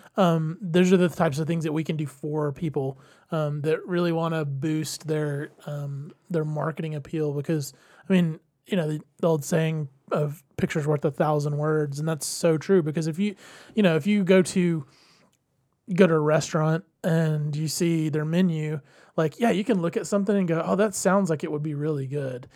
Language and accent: English; Georgia, United States; we're from the area, we're from Georgia